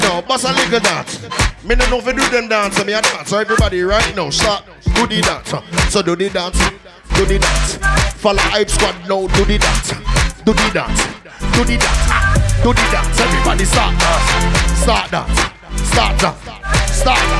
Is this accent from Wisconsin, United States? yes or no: no; Florida, United States; But let me tell you where I'm from. I'm from Florida.